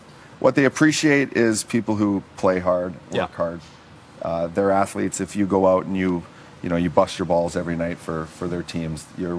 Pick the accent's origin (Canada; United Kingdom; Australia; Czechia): Canada; Gretz was obviously the best player in the world and, an icon for all of us kids growing up in Canada.